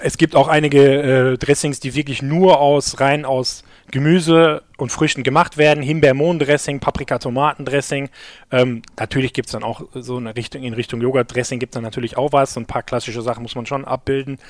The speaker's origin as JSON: {"language": "German", "town": "Gelsenkirchen", "region": "North Rhine-Westphalia", "country": "Germany", "said": "wir kommen jetzt alle aus Gelsenkirchen"}